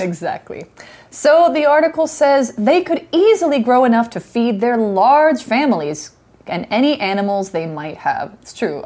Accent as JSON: {"language": "English", "region": "Idaho", "country": "United States", "tie": "born or raised there", "said": "Idaho is my home state."}